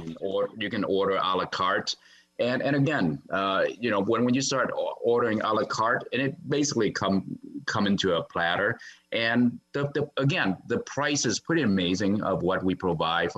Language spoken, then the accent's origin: English; Wisconsin, United States; I grew up in Wisconsin